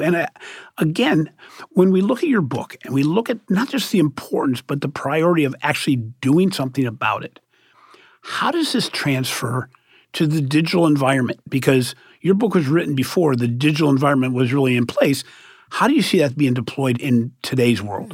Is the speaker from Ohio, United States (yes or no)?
yes; Cleveland, Ohio, United States; both Jim Gilmore's and my hometown of Cleveland